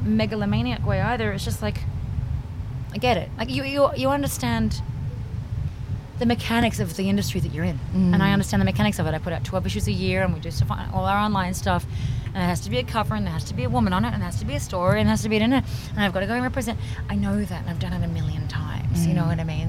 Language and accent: English; Sydney, New South Wales, Australia; moved away as an adult; now in New York, United States; growing up in Australia, like in the 80s